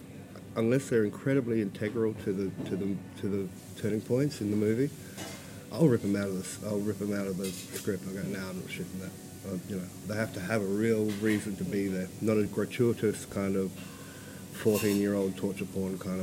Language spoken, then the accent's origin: English; Alice Springs, Northern Territory, Australia; moved away; I'm from Alice Springs, born and bred.